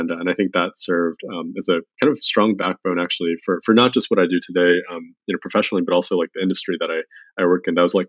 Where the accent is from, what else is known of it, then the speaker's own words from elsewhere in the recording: Chicago, Illinois, United States; moved away as an adult; also born or lived in Boston / San Francisco; So I grew up in Chicago in a small suburb. My parents were first generation immigrants from China, and I grew up there. Went to school out in a small school called Babson in Boston.